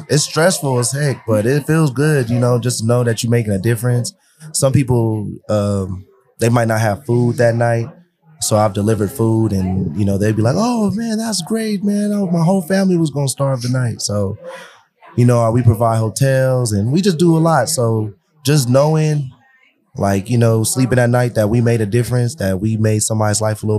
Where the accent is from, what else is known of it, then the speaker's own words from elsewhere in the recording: Los Angeles, California, United States; now in Denver, United States; I'm from Los Angeles, so I'm not even from Denver.